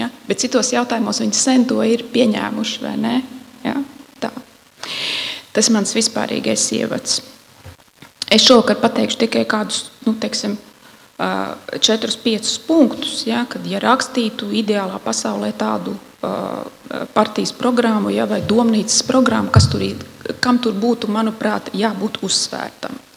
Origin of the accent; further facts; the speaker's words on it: Latvia; Es esmu latviete.